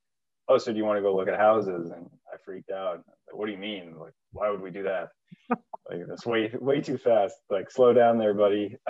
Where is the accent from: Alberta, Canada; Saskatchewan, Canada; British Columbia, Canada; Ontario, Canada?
British Columbia, Canada; Vancouver; moved away as an adult; also born or lived in New Hampshire; now in Everett, United States; I'm actually originally from Vancouver, Canada.